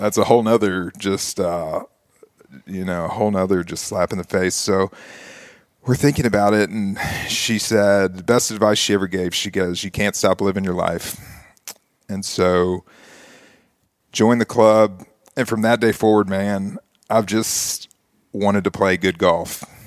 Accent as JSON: {"language": "English", "town": "Nashville", "region": "Tennessee", "country": "United States", "tie": "born or raised there", "said": "grow up here in Nashville, go to Belmont, still live here within a two-mile radius"}